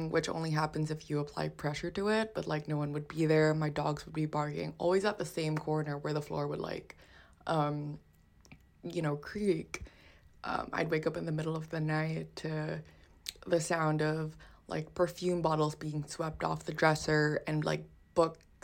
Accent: Philippines; growing up in the Philippines. So I grew up in my ancestral home

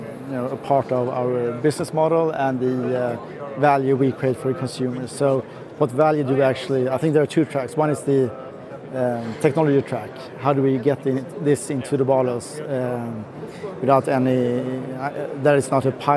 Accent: Sweden; I am from Sweden

